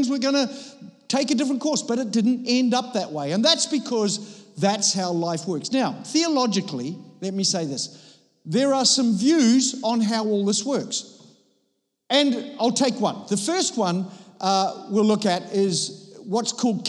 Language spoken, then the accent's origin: English; Copenhagen, Capital Region of Denmark, Denmark; I come from Copenhagen